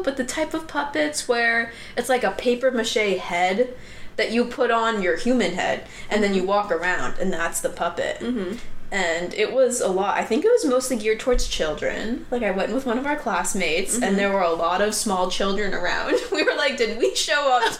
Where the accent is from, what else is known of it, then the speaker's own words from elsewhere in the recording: Oregon, United States; moved away; I'm from Oregon